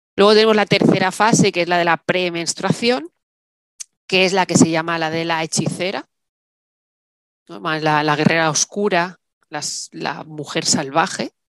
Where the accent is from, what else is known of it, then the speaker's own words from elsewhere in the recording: Salou, Catalonia, Spain; moved away as an adult; now in Málaga, Spain; me fui a vivir a Málaga, yo soy de Salou